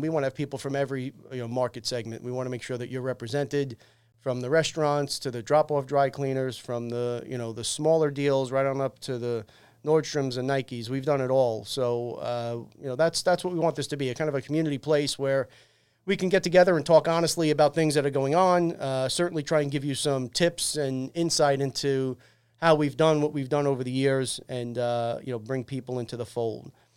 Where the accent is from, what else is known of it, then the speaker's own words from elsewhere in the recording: New York City, New York, United States; I'm born and raised in Staten Island